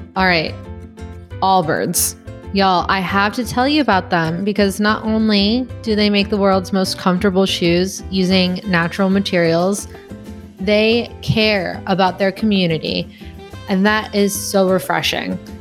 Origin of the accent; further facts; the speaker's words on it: Chicago, Illinois, United States; moved away as an adult; also born or lived in Gardena, California / Iowa; now in Texas, United States; I'm from the Chicagoland area